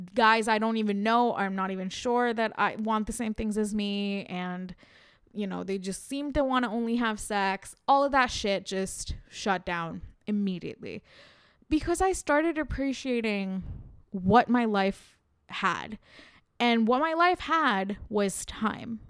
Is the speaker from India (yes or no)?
yes; India